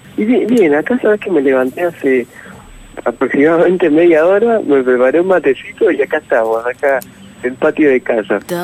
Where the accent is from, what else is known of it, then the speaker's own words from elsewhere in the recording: San Miguel, Buenos Aires Province, Argentina; yo soy de, de San Miguel, provincia de Buenos Aires